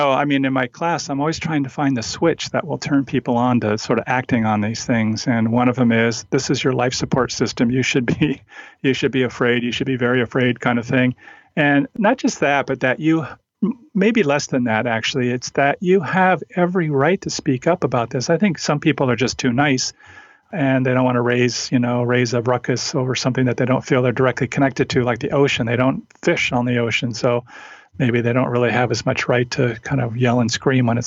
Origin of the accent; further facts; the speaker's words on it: Olympic Peninsula, Washington, United States; I grew up in Washington State, Olympic Peninsula, in a small town that was sort of a one company town.